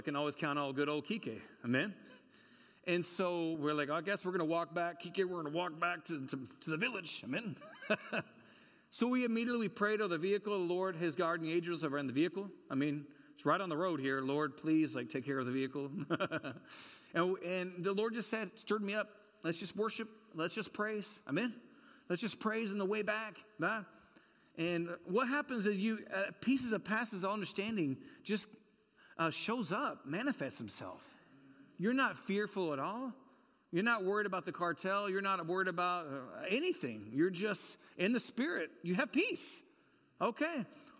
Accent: California, United States; You met so-and-so, and I'm from California.

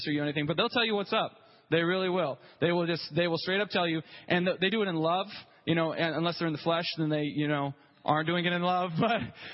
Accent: Grove, Oklahoma, United States; It was in Grove, Oklahoma. I don't know if you've ever been there, but that's where I grew up

